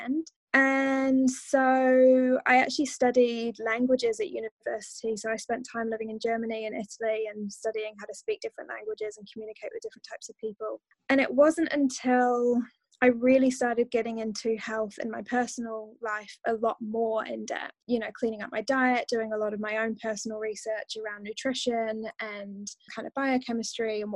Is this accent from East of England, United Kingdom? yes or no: no; Dorchester, South West England, United Kingdom; I grew up in a town called Dorchester, which is the county town of a county called Dorset in the UK